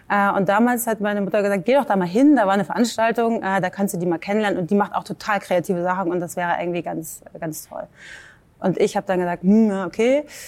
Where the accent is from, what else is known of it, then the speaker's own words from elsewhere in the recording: Hamburg, Germany; moved away; also born or lived in New York / Ireland; ich bin aus Hamburg